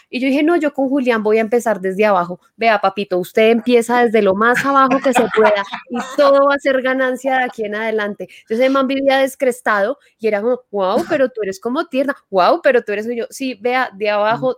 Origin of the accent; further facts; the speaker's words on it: Paisa region, Antioquia, Colombia; accent: paisa; yo utilizo mucho mi acento paisa